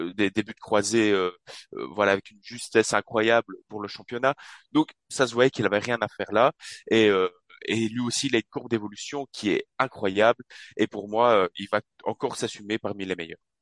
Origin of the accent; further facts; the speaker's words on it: Charleroi, Wallonia, Belgium; je suis de Charleroi en Belgique